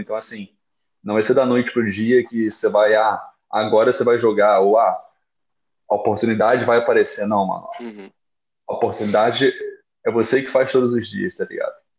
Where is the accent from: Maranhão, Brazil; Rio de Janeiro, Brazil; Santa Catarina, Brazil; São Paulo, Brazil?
Rio de Janeiro, Brazil; moved away as an adult; also born or lived in Guarulhos; eu nunca saí do Rio